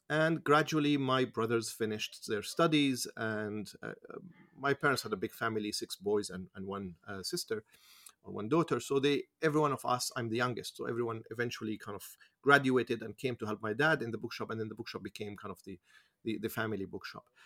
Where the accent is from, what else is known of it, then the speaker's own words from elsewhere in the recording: Jerusalem, Jerusalem District, Israel; I, I, I grew up in Jerusalem, particularly in Musrara, in the east side of the Musrara, on the Palestinian side of the city.